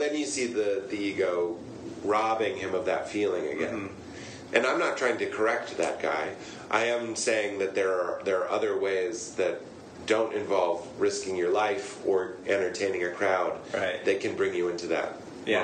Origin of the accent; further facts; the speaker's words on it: Boston, Massachusetts, United States; I live in Boston